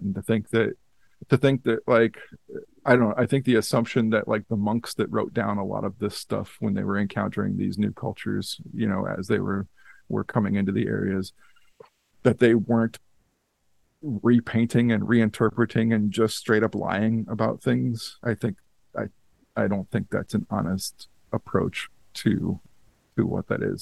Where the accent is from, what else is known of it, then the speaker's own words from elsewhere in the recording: United States; I'm a American mutt